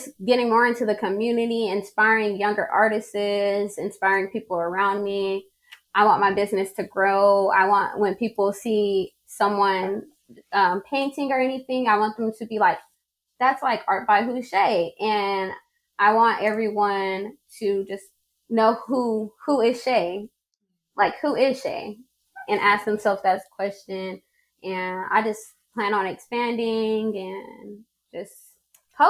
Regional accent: California, United States; moved away as an adult; also born or lived in Midwest City, Oklahoma; now in Oklahoma City, United States; Growing up in California

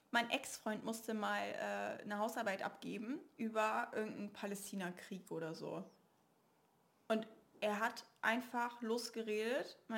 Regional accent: Northern Germany, Germany; äh, wir kommen aus Norddeutschland.

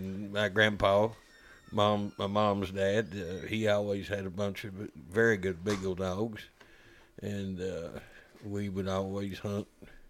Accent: Lexington, Kentucky, United States; I was born in Southern Kentucky. We moved to Lexington

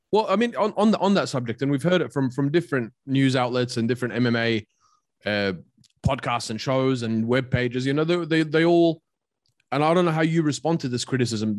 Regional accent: Australia; I grew up in Australia, but also I moved to Australia when I was nine years old

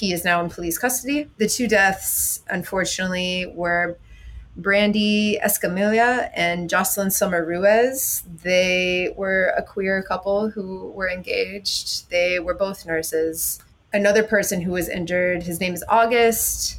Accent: Florida, United States; Pretty much my entire family is from Michigan, even though I grew up in Florida.

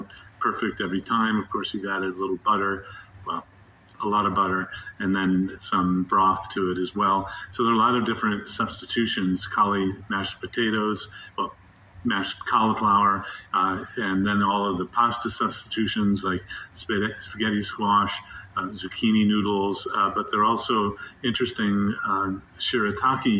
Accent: Midwest, United States; now in Durham, United States; I grew up in the Midwest, having bratwurst and sauerkraut and mustard

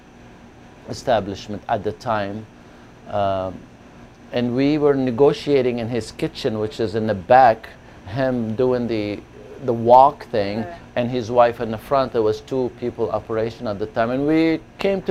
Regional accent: Beirut, Beirut Governorate, Lebanon; moved away as an adult; now in Long Beach, United States; where I grew up in Beirut

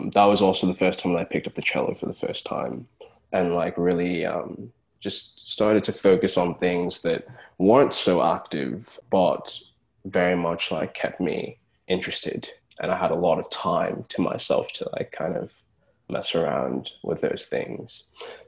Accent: Brownsburg, Indiana, United States; moved away; So I am American born. I was born in Indianapolis. And I spent a good amount of years there in a town called Brownsburg. And then I had to move away and move around a lot.

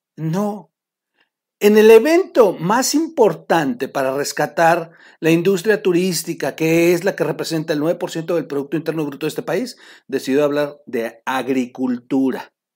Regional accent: Oaxaca, Mexico; yo soy de Oaxaca

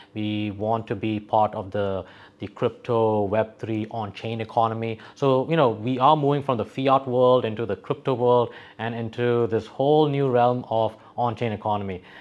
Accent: Dubai, United Arab Emirates; also born or lived in West Texas, United States; I was actually born and brought up in Sunnyside, Dubai. I used to live in the old side of, uh, Dera.

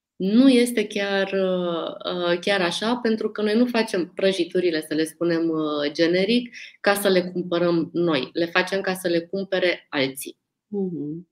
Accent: Romania; noi, ca români

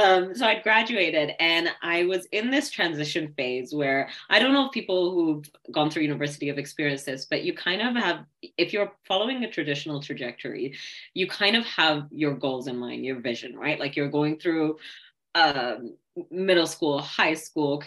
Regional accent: Kitchener, Ontario, Canada; I'm from Kitchener-Waterloo

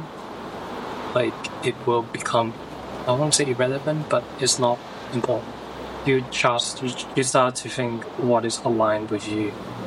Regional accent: East Coast of Australia, Australia; moved away as an adult; now in Perth, Australia; I'm Australian, but technically I'm kind of like hybrid. I used to grow up here in East Coast

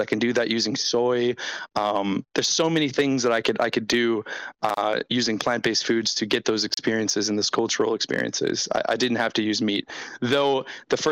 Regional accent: United States; I'm American

